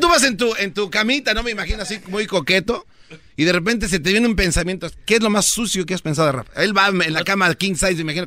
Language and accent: Spanish; Mexico City, Mexico; somos del DF